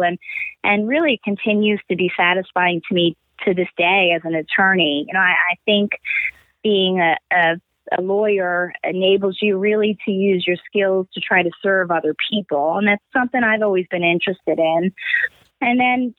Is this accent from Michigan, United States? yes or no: no; Stony Brook, New York, United States; moved away as an adult; also born or lived in Pennsylvania; now in Philadelphia, United States; I grew up in Stony Brook, Long Island in New York